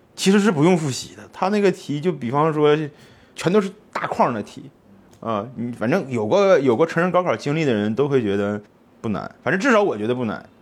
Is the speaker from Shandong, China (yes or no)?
no; Heilongjiang, China; moved away as an adult; also born or lived in Changchun / Shanghai / Suifenhe / Harbin; 我是东北人，我是生在黑龙江的。然后呢，长春上海，然后绥芬河，在口岸待着